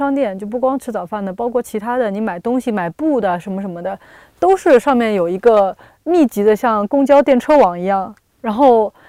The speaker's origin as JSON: {"language": "Chinese", "region": "Shanghai", "country": "China", "also_born_or_lived": "Hong Kong", "moved": "yes", "said": "我作为一个上海人，"}